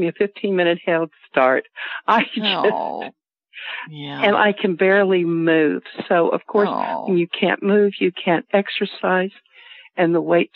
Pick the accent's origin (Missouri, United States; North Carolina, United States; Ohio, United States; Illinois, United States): North Carolina, United States; Asheville; now in Salt Lake City, United States; I grew up in Asheville